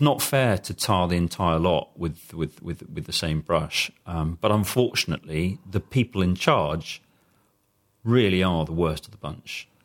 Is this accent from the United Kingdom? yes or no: yes; United Kingdom; as a British person